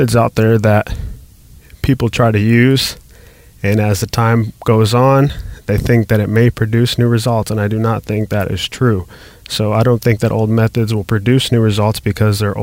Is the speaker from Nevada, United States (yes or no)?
yes; Las Vegas, Nevada, United States; I grew up in Las Vegas